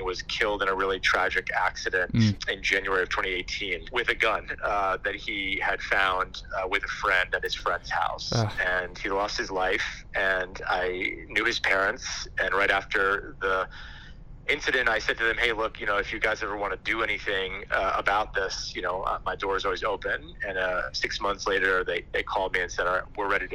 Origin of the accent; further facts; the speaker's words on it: Guilford, Connecticut, United States; I grew up in Guilford